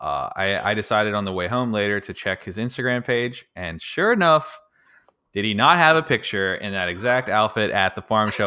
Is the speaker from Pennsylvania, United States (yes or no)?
yes; Pittsburgh, Pennsylvania, United States; moved away; I was actually born and raised in Pittsburgh